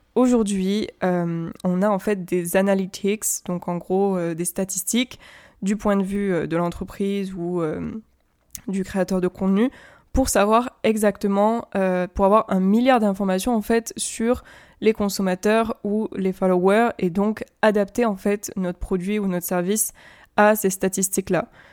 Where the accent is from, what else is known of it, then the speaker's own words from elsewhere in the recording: France; first language French; je suis française et que je vis en France